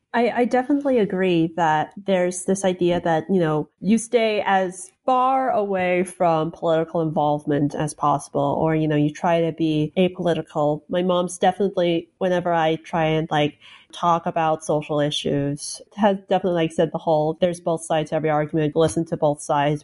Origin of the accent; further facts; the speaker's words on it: Salt Lake City, Utah, United States; moved away as an adult; also born or lived in Chicago / China / Minnesota; now in Maryland, United States; I was born in Chicago, lived in China for half a year, then lived in Minnesota for another year, and then, uh, made that drive, uh, down to Salt Lake City, where I was until I left for college